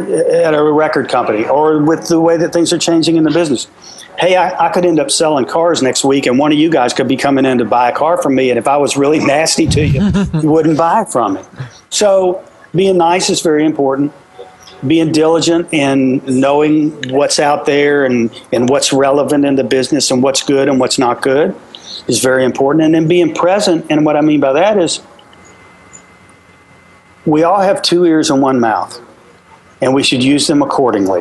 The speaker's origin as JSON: {"language": "English", "region": "Virginia", "country": "United States", "tie": "born or raised there", "moved": "yes", "lives_now": "Tennessee, United States", "said": "I was born in Virginia, so it's my home place, but Tennessee's my second home"}